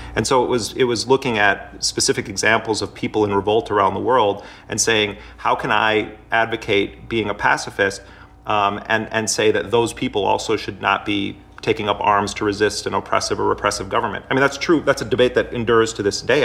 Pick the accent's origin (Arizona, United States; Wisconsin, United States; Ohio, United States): Wisconsin, United States; Milwaukee; moved away as an adult; I grew up in Milwaukee in Jeffrey Dahmer's neighborhood